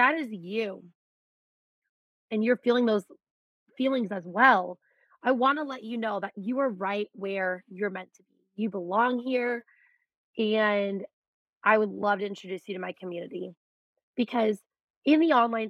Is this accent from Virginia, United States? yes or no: no; Beaver, Iowa, United States; I'm from Beaver.